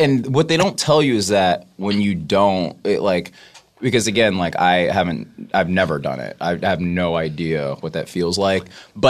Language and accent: English; the South, United States; I'm from the South